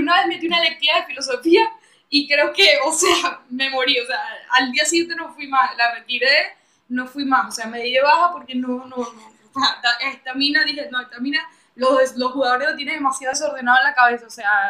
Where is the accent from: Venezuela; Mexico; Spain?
Venezuela; moved away; para mí en Venezuela era una aventura